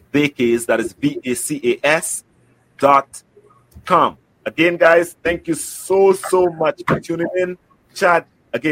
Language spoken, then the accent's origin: English; St. Lucia; I'm from St. Lucia